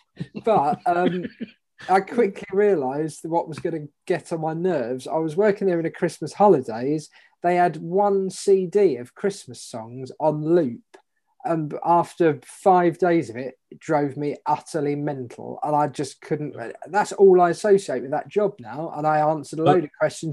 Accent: Dartford, South East England, United Kingdom; I grew up in Dartford in Kent.

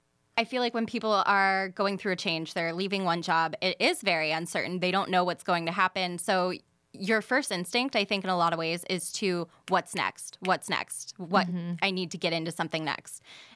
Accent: Erie, Pennsylvania, United States

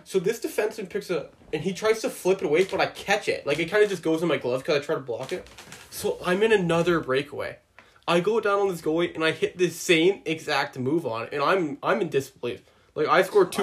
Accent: Boulder County, Colorado, United States; now in Canada; I'm a native from Boulder County

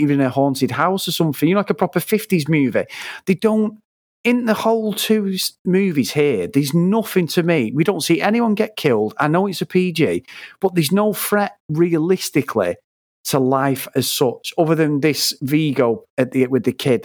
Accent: England, United Kingdom; we're English

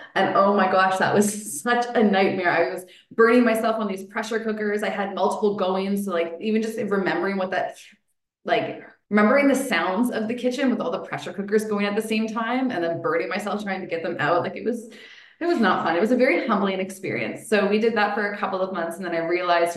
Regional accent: Elora, Ontario, Canada; I grew up in Alora

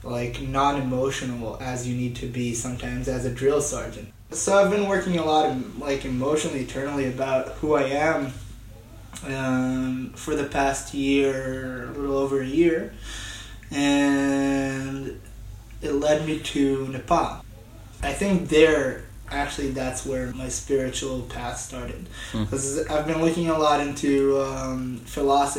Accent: Israel; moved away as an adult; I come from Israel, where we have mandatory military service.

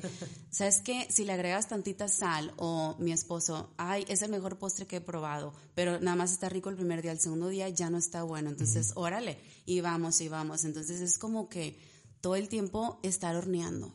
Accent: Ciudad Victoria, Tamaulipas, Mexico; moved away as an adult; also born or lived in Monterrey; Yo soy de aquí de Victoria, pero estaba allá

